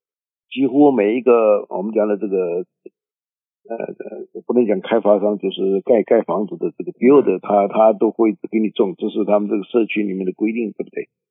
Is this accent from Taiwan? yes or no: no; China; now in Houston, United States; 就我们中国人就一个很很能能省钱